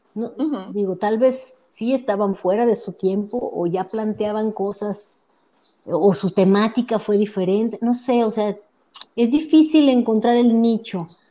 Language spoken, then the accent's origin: Spanish; Mexico; also born or lived in Edmonton, Canada; nosotros venimos de México